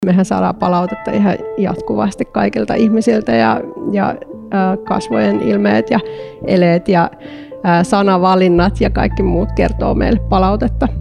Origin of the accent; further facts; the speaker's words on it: Eastern Finland, Finland; also born or lived in Porvoo, Finland; now in Helsinki, Finland; mä oon Itä-Suomesta kotoisin